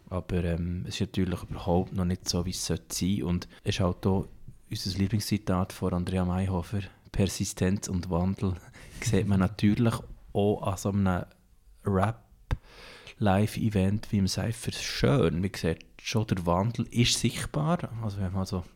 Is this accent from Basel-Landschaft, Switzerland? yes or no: no; Thun, Bern, Switzerland; Ich komme selber ja aus Thun